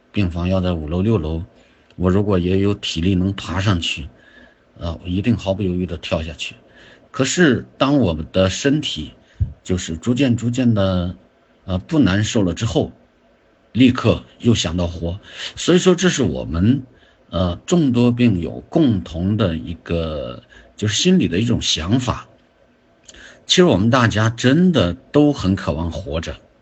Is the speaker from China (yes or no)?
yes; China; also born or lived in Zibo; 我们中国人